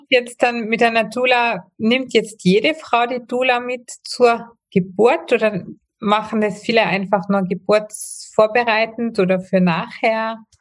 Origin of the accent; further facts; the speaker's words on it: Austria; bei uns in Österreich